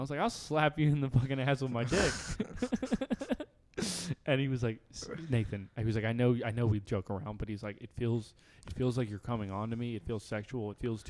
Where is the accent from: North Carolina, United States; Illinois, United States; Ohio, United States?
North Carolina, United States; moved away; also born or lived in Atlanta; I'm from North Carolina, too.